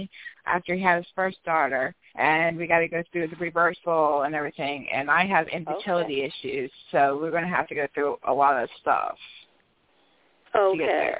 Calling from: West Virginia, United States; I'm calling from West Virginia.

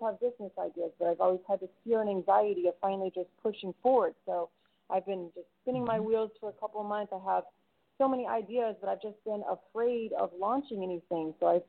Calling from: Clearwater, Florida, United States; Hi, this is … in Clearwater.

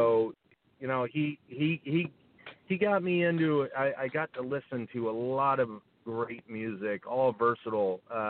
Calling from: Santa Barbara, California, United States; I'm calling from Santa Barbara, California. It's where I am right now, have been since March.

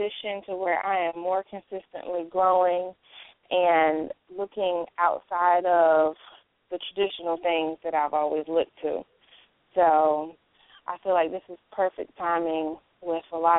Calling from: Charlotte, North Carolina, United States; I'm calling from Charlotte

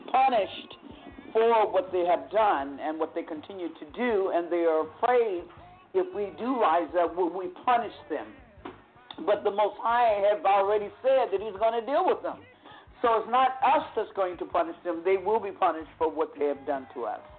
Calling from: Vallejo, California, United States; Yes, this is … I'm from Vallejo, California.

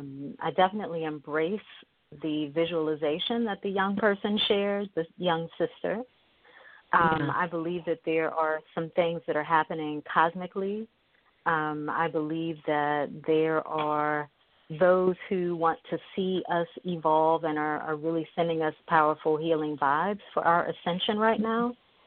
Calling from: Bowie, Maryland, United States; I am calling from Bowie, Maryland, which is about 20 minutes outside of Washington, D.C. Not too far from the heart of Babylon.

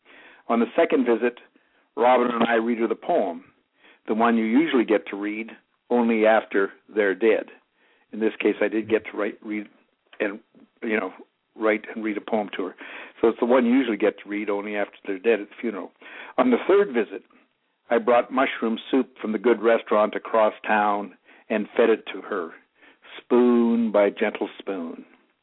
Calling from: Austin, Texas, United States; I'm calling from Austin.

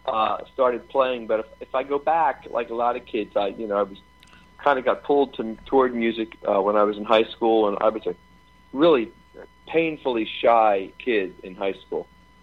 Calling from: Philadelphia, Pennsylvania, United States; Philadelphia, Pennsylvania.

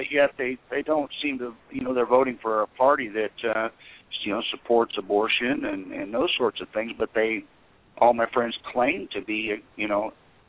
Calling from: Tennessee, United States; also born or lived in South Carolina; I'm calling from Tennessee.

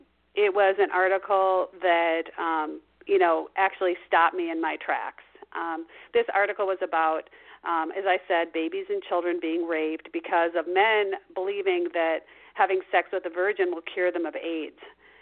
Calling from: Minneapolis, Minnesota, United States; I'm calling from Mother Bear headquarters, which is Minneapolis, Minnesota.

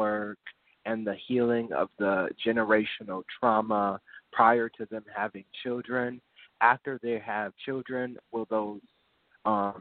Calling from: New Orleans, Louisiana, United States; I'm calling from New Orleans

